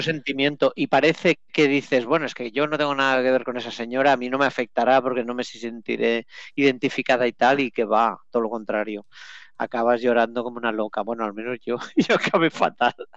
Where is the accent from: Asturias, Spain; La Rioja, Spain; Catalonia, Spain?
Catalonia, Spain; accent: Catalan; yo con mi acento catalán